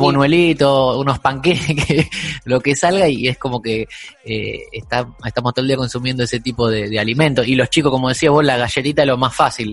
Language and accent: Spanish; Argentina; hablo como argentino, no, no puedo hablar con otro